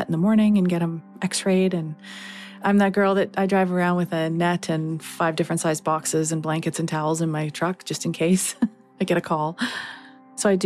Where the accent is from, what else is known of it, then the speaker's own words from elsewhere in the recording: Chemainus, British Columbia, Canada; I'm from Chemainus, BC